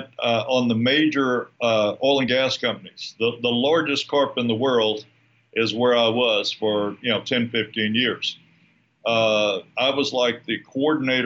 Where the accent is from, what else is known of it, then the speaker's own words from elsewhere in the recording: San Antonio, Texas, United States; moved away as an adult; also born or lived in Houston, Texas; now in Lake Chapala, Mexico; San Antonio, Texas, which is where I was born and raised in San Antonio